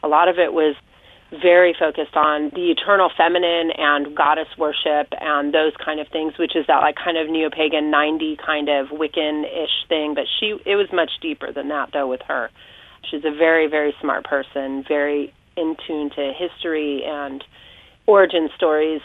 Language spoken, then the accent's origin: English; Orange County, Southern California, United States; now in Pawling, United States; I grew up in Southern California, Orange County, and most of my lifetime I lived in my grandparents' home